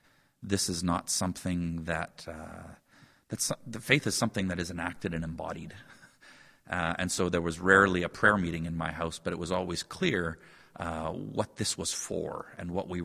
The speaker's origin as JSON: {"language": "English", "town": "Calcutta", "region": "West Bengal", "country": "India", "tie": "born or raised there", "said": "I mentioned growing up in Calcutta. That was that's certainly a milestone, and one that I've not offered to my kids, that cross-cultural experience."}